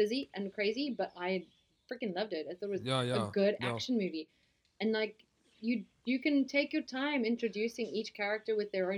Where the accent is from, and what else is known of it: South Africa; accent: English South African